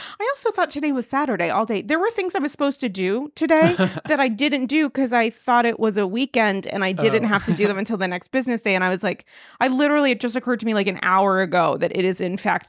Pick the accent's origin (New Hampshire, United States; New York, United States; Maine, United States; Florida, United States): New York, United States; So, I mean, I really think, you know, it's a journey as a New Yorker.